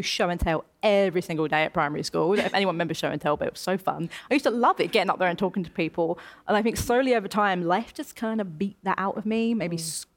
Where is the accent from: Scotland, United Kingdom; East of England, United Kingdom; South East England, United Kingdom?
East of England, United Kingdom; Essex; moved away as an adult; now in London, United Kingdom; I'm born and raised in Essex